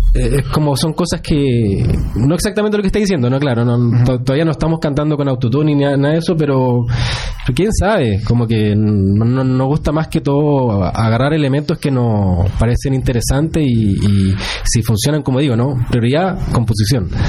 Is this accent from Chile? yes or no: yes; Chile; soy chileno